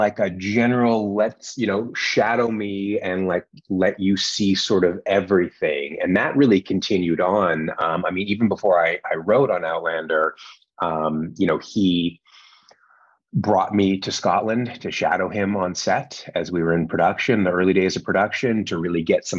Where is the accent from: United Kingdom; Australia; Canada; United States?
Canada; I'm from Canada originally.